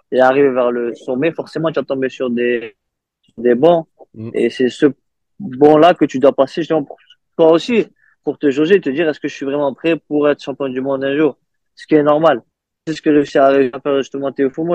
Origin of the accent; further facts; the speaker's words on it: France; chez nous en France